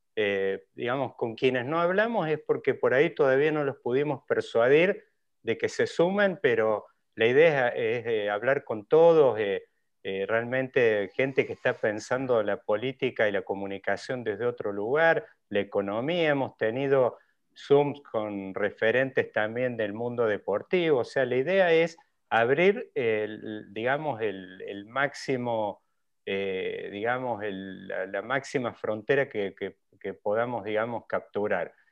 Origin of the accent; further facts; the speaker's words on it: Córdoba, Argentina; los que por ahí venimos de Córdoba